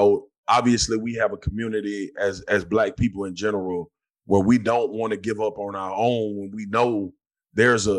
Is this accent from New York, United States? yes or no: no; Baton Rouge, Louisiana, United States; I grew up in Scotlandville, Louisiana